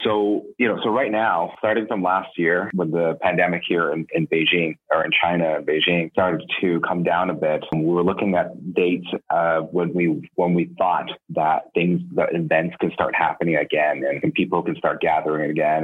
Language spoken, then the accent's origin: English; Canada; growing up in Canada